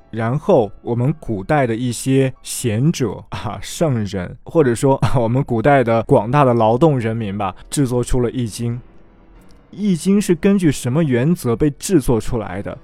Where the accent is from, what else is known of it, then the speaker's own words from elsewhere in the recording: China; 我们中国人就已经有了非常成熟的四象的观念